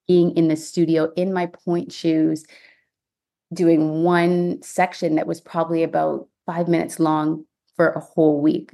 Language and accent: English; Ontario, Canada; moved away as an adult; also born or lived in Houston, United States; now in United States; I'm from Ontario, Canada